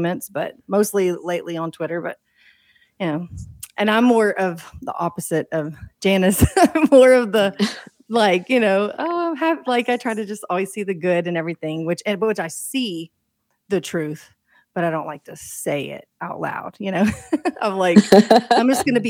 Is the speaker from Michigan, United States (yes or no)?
no; Texas, United States; I am from Texas